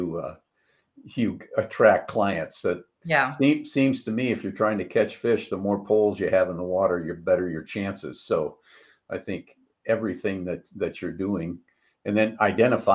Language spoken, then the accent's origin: English; Detroit, Michigan, United States; moved away; I grew up in Detroit